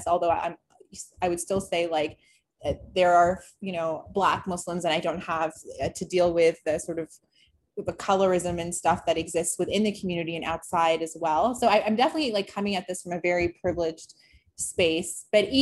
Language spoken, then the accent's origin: English; Toronto, Ontario, Canada; moved away; I grew up in Toronto